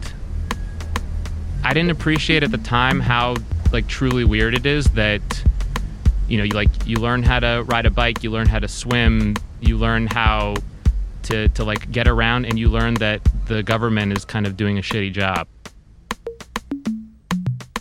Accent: Puerto Rico; When I think of growing up in Puerto Rico, I think of the drone of waves crashing on the beach.

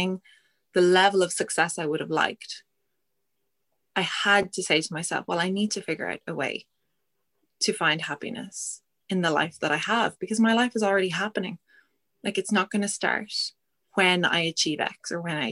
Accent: Ireland; we're Irish

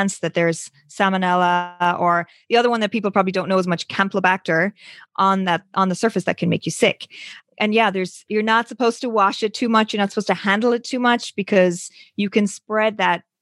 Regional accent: Ireland; moved away; I'm originally from Ireland. You can sometimes hear the accent

